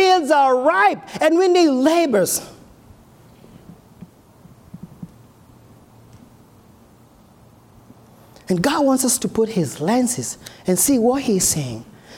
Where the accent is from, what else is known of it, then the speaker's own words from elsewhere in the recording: Kenya; now in United States; I'm from Africa, from Kenya